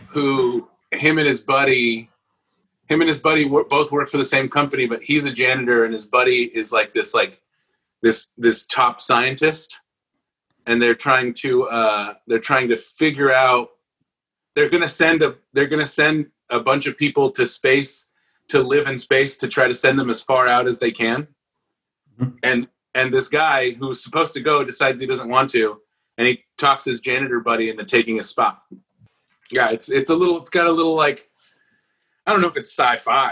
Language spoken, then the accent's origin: English; Los Angeles, California, United States; now in Nashville, United States; born in East L.A., I'm also from East L.A.